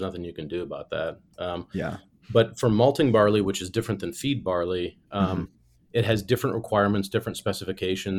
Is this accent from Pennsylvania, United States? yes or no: no; Illinois, United States; moved away as an adult; also born or lived in Germany; I grew up in Illinois, spent summers at my grandparents' farm.